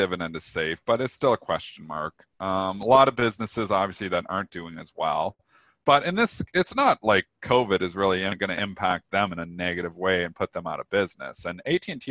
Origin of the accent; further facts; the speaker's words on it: Canada; I'm obviously Canadian